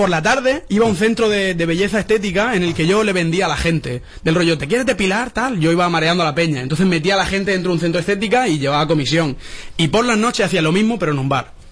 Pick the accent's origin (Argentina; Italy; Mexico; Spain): Spain; Alicante, Valencian Community; De Alicante.